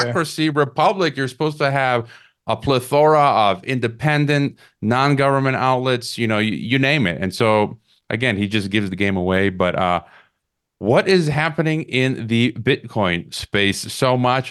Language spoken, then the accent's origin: English; United States; now in Mexico; I'm an American down here in Mexico